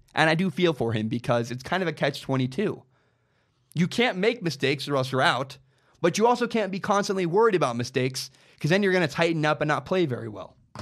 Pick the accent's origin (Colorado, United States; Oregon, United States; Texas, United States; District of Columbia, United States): Oregon, United States; Portland; moved away; I grew up in Portland.